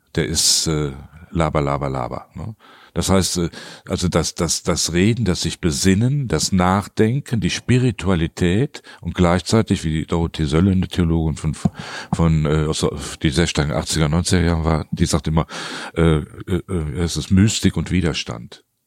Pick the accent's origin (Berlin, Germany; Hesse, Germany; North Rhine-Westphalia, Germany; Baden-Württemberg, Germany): North Rhine-Westphalia, Germany; Cologne; ich bin als Kind direkt quasi im Rhein aufgewachsen